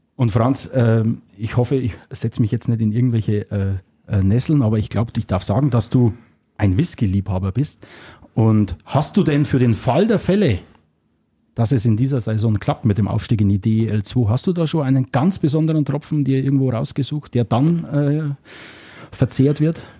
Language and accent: German; Upper Palatinate, Bavaria, Germany; accent: Oberpfälzer Slang; Für den Oberpfälzer Slang bin hier ich verantwortlich